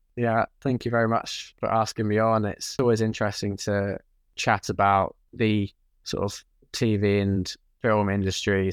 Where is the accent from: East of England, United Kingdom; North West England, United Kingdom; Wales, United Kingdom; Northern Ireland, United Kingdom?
East of England, United Kingdom; Norwich; moved away as an adult; now in London, United Kingdom; I am originally from Norwich, and I always lived there until I moved to London for uni